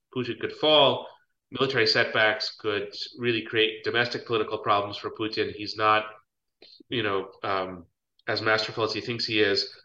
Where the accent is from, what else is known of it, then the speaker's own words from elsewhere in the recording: United States; we as American citizens